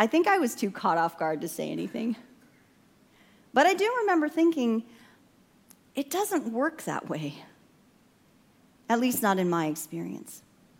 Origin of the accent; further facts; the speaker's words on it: Fillmore, California, United States; also born or lived in Santa Barbara, California; I grew up in a charismatic Pentecostal Assemblies of God church in my hometown of Fillmore, California.